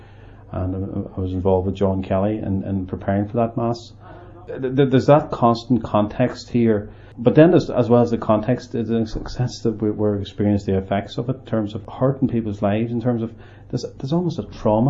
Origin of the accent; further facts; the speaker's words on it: Omagh, Northern Ireland, United Kingdom; I grew up in Omagh